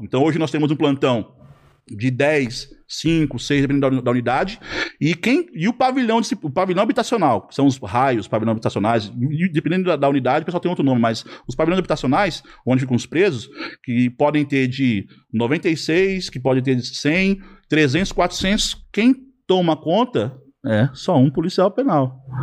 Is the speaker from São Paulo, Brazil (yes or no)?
yes; Lavínia, São Paulo, Brazil; now in Mirandópolis, Brazil; Eu sou lavinense, sou lá da sua região